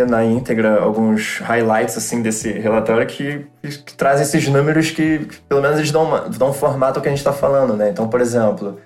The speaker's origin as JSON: {"language": "Portuguese", "country": "Brazil", "said": "nós que somos brasileiros"}